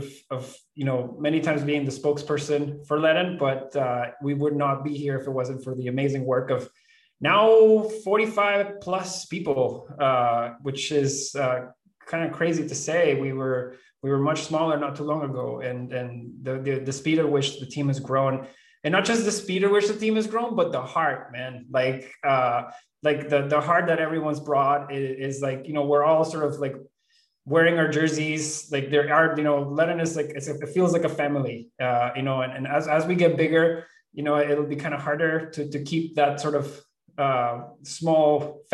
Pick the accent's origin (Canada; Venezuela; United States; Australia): Venezuela; moved away; I was born and raised in Venezuela